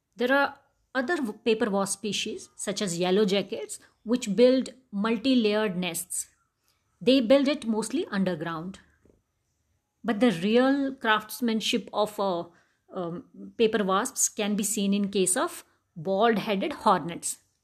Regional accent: Jammu, Jammu and Kashmir, India; I grew up in Jammu

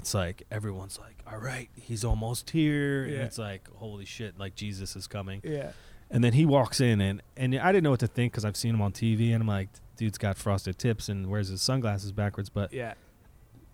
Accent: Philadelphia, Pennsylvania, United States; I'm also from Philly.

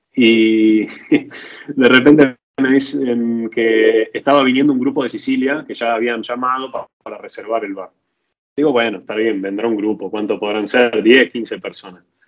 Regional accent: Argentina; moved away as an adult; now in Italy; salí de Argentina con campera

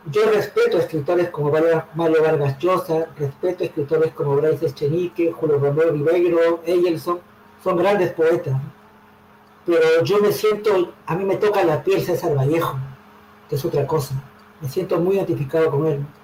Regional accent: Callao, Peru; moved away as an adult; also born or lived in Lima, Peru; now in Madrid, Spain; me crié en el Callao, En Santa Marina Sur, ahí en mi barrio del Callao luego en el centro de Lima

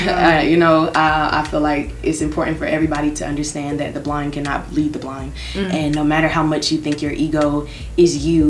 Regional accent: Raleigh, North Carolina, United States; it was just a lot of things growing up in Raleigh where you know, shout out to East Garner, shout out to Enloe, shout out to A&T

